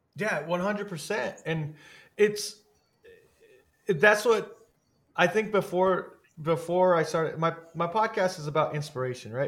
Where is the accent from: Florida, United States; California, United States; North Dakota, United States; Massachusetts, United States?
California, United States; San Jose; also born or lived in Los Banos, California; I grew up in Eastside San Jose and Eastside San Jose is not the best area